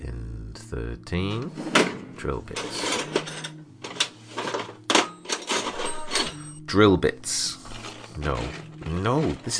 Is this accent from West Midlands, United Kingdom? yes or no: no; Burnley, North West England, United Kingdom; Being English working class lads from Burnley, we were very much a product of a stone milker culture